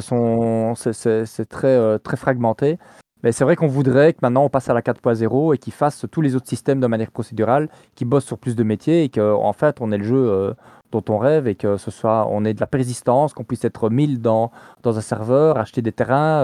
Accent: Liège, Wallonia, Belgium; je suis liégeois

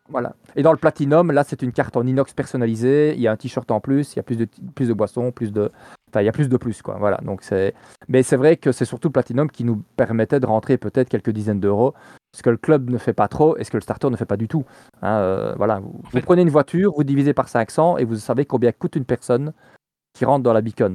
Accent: Liège, Wallonia, Belgium; je suis liégeois

